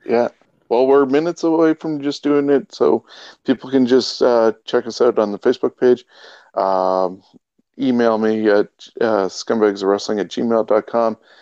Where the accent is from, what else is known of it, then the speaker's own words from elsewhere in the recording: Canada; we are Canadian